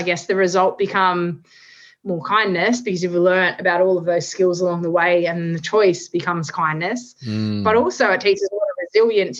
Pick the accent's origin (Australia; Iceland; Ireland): Australia; I'm an Australian